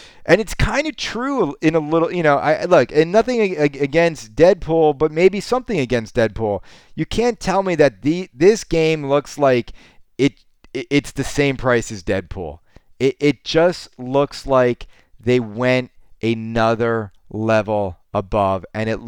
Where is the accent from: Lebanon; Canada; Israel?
Canada; Don't get me wrong. I'm Canadian. I'm never satisfied.